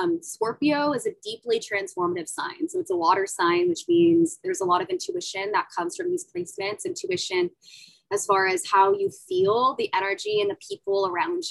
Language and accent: English; Central California, United States; I grew up in the Central Californian desert